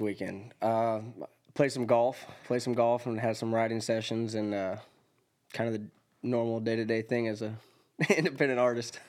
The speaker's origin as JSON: {"language": "English", "town": "Elgin", "region": "Oregon", "country": "United States", "tie": "born or raised there", "also_born_or_lived": "Middle Tennessee", "moved": "as an adult", "lives_now": "Tennessee, United States", "said": "I'm from Elgin, Oregon, which is a really, really small town. I graduated with twenty-eight"}